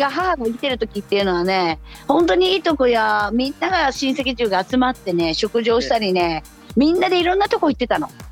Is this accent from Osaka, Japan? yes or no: no; Ehime, Japan; 愛媛地元にね今治っていうところに帰ってきたんです